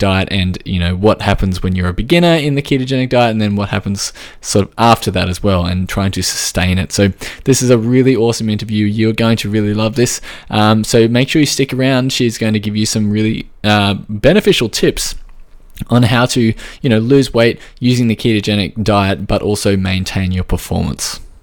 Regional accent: Australia

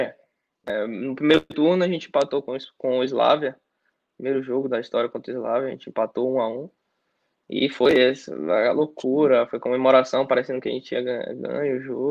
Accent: Brazil; moved away as an adult; now in Czech Republic; nós somos brasileiros

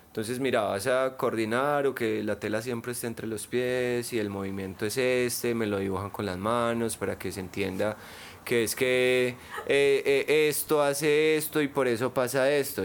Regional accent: Medellín, Antioquia, Colombia; also born or lived in Bello; yo soy de acá. Yo nací en la León 13

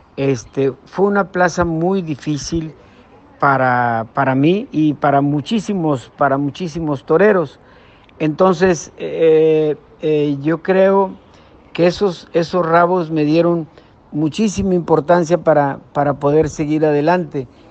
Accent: Guadalupe, Nuevo León, Mexico; aquí mi tierra, aquí que les menciono, en Guadalupe, Nuevo León

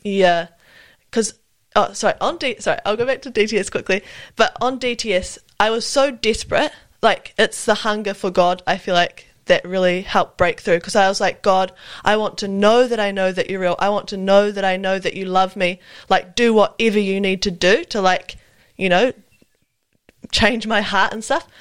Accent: Wellington, New Zealand; also born or lived in Auckland; now in Nelson, New Zealand; I'm from Wellington. Uh, I was born in Auckland, but I, yeah, from Wellington and currently living in Nelson

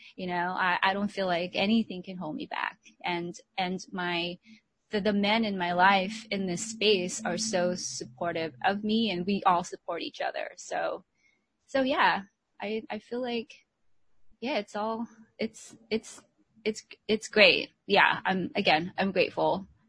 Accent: United States; also born or lived in Philippines; I grew up in the States

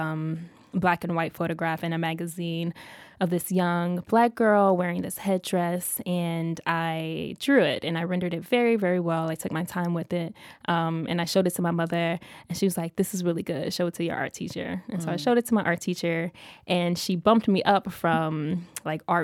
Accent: Oklahoma City, Oklahoma, United States; moved away; also born or lived in Philadelphia; I am originally from Oklahoma City.

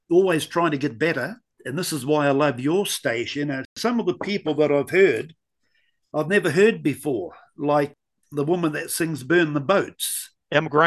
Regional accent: Scotland, United Kingdom; Being Scottish, there's no shortage of good drummers in Scotland.

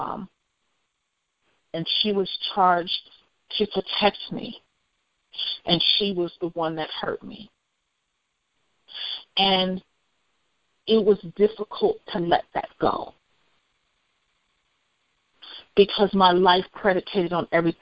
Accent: United States; I'm African American

